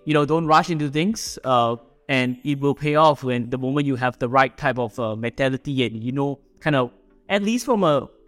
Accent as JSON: {"language": "English", "country": "Singapore", "tie": "born or raised there", "said": "I am a Singaporean, born and bred here"}